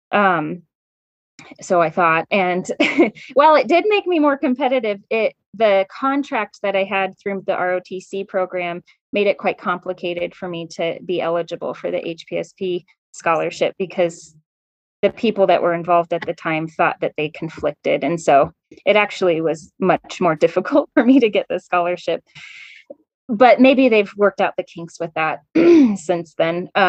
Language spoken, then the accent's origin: English; California, United States; I grew up kind of in California, um, and I went to Colorado State because I knew I wanted to go to vet school at Colorado State.